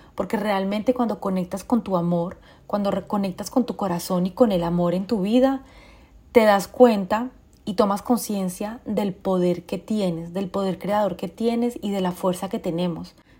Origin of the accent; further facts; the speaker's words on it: Colombia; moved away; also born or lived in France; yo soy colombiana, viví en Francia durante 22 años